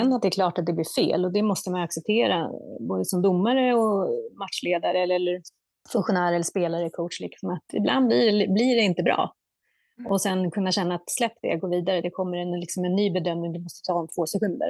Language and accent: Swedish; Södertälje, Stockholm County, Sweden; jag är ju född och uppvuxen i Södertälje, en basketstad